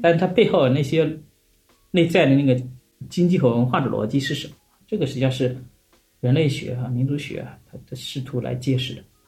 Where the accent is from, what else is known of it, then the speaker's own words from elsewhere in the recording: Jiangnan, China; 因为我自己也是江南人嘛，我这也是江浙人